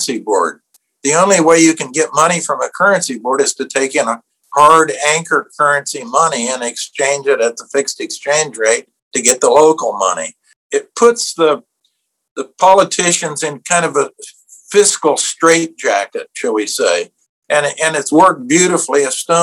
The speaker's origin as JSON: {"language": "English", "region": "Iowa", "country": "United States", "said": "I'm from Iowa. So You got two country boys, one from Iowa and one from Kansas"}